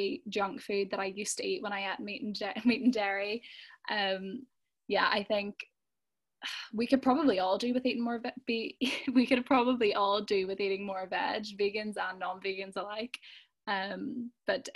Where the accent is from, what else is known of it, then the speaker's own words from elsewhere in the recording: Belfast, Northern Ireland, United Kingdom; I'm from Belfast